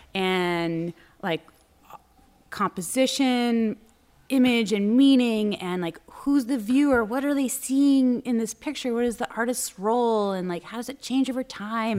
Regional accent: Newburyport, Massachusetts, United States; now in Boston, United States; I grew up, um, in Newburyport, Mass, which is up on the North Shore

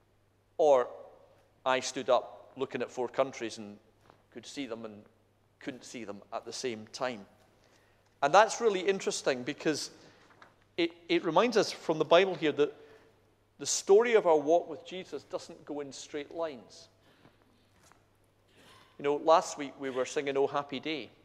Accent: Scotland, United Kingdom; I'm Scottish.

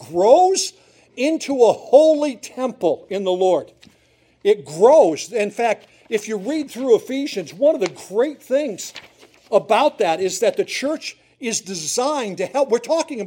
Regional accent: Susquehanna County, northeastern Pennsylvania, United States; I grew up in Susquehanna County

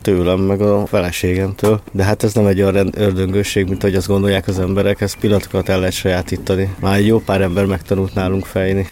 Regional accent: Budapest, Hungary; én Békás vagy Ellen nőttem fel a hetediken lakótelepen.

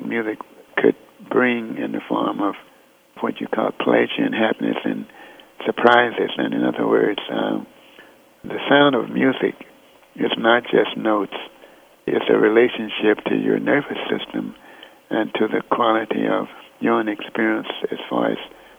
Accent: Fort Worth, Texas, United States; moved away; I was born in Fort Worth

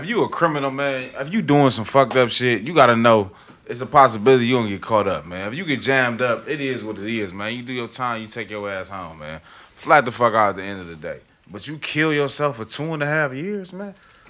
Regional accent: Cleveland, Ohio, United States; I'm from Cleveland.

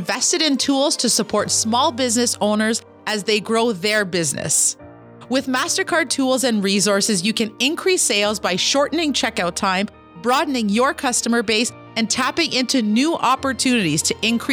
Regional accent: Kitigan Zibi Anishinabeg, Quebec, Canada; I'm an entrepreneur from Kitigan, Zibi, Anishinaabe

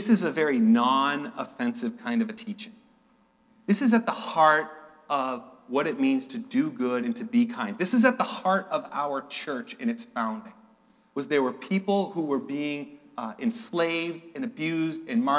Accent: New Hampshire, United States; I'm from New Hampshire.

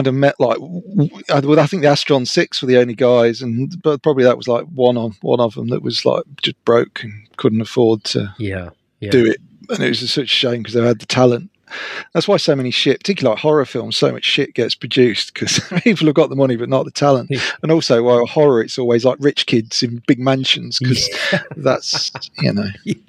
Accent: Leicestershire, East Midlands, United Kingdom; moved away; I'm back in my original hometown of Leicestershire.

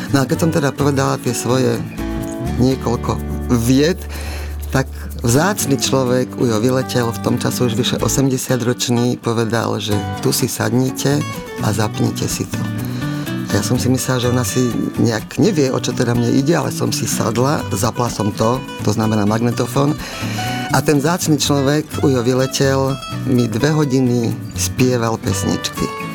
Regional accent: Martin, Žilina Region, Slovakia; keď som rodáčka z Martina, tak mojou veľkou ambíciou samozrejme bolo vrátiť sa sem do Martina

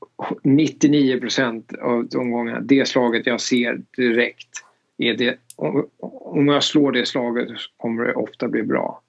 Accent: Danderyd, Stockholm County, Sweden; moved away as an adult; now in Augusta, United States; jag växte upp i Danderyd

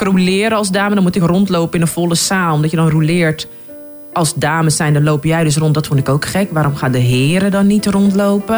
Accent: Haarlem, North Holland, Netherlands; Ik ben dus geboren getogen in Haarlem

